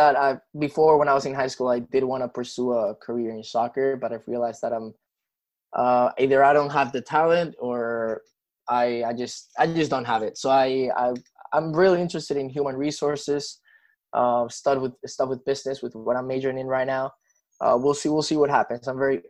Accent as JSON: {"language": "English", "town": "Madrid", "region": "Community of Madrid", "country": "Spain", "tie": "born there", "second_language": "English", "said": "Well, I must say I was born in Madrid and my all-time favorite team is Real Madrid"}